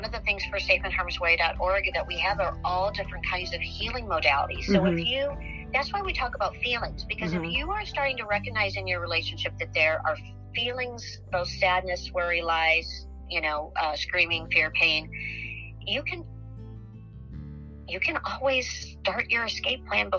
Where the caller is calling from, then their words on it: Missouri, United States; And so I'm calling you from Missouri.